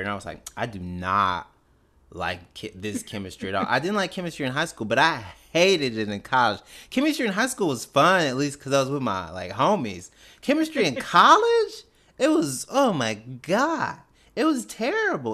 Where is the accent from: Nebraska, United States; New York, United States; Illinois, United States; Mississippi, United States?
Mississippi, United States; Canton; I was born and raised in Canton, Mississippi, which is about nineteen miles north of Jackson